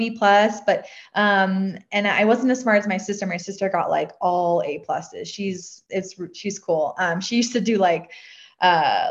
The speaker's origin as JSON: {"language": "English", "area": "a suburb outside of Boston, South Shore", "region": "Massachusetts", "country": "United States", "tie": "born or raised there", "said": "I grew up in a suburb outside of Boston. We were on the South Shore"}